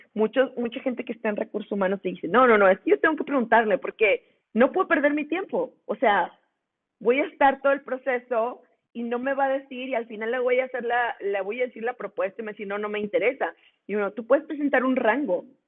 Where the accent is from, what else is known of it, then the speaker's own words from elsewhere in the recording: Monclova, Coahuila, Mexico; now in Monterrey, Mexico; yo soy de Monclova, yo vivo en Monterrey